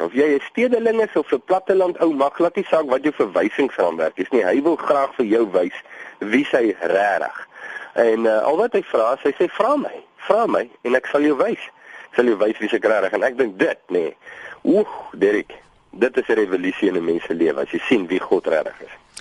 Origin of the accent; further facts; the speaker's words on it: Vredendal, Western Cape, South Africa; ons kom van Vredendal